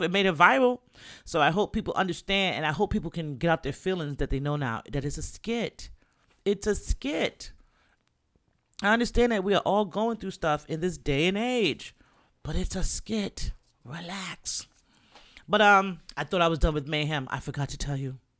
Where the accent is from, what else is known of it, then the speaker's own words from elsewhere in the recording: New York, United States; I'm from New York